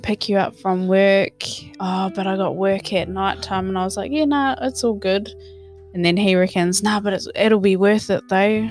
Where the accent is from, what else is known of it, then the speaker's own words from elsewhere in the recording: Hamilton, Waikato, New Zealand; moved away as an adult; also born or lived in Wellington, New Zealand; now in Australia; I was born in Wellington, New Zealand grew up in Hamilton and stayed there until I moved here in about oh about four years ago